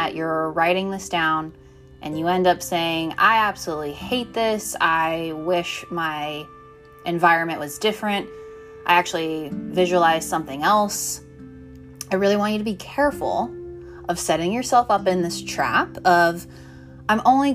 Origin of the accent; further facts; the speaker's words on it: Colorado, United States; I grew up in Colorado